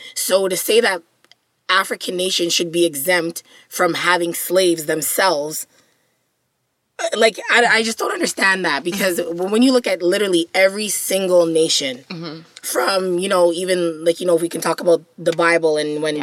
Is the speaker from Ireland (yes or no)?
no; Jamaica; As a Jamaican person